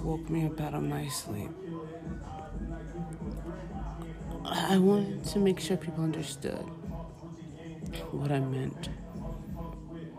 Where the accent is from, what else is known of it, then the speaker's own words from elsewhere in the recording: Central New Jersey, United States; now in Philadelphia, United States; I am from New Jersey, specifically Central New Jersey